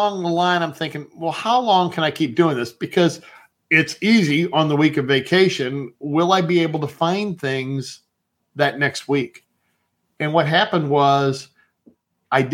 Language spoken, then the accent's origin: English; Cleveland, Ohio, United States; I grew up around Cleveland